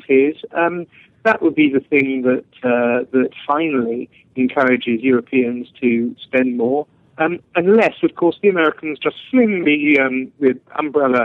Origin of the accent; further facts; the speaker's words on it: England, United Kingdom; I'm not just speaking as an Englishman